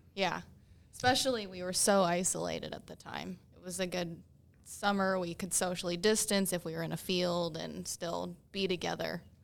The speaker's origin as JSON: {"language": "English", "region": "Michigan", "country": "United States", "also_born_or_lived": "Pittsburgh", "moved": "as an adult", "lives_now": "Morgantown, United States"}